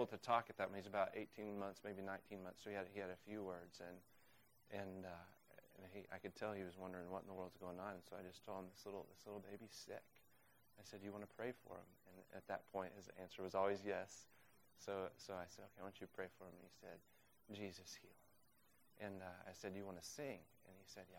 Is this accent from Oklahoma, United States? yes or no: yes; Oklahoma, United States; also born or lived in Uganda; now in Waltham, United States; I'm from Oklahoma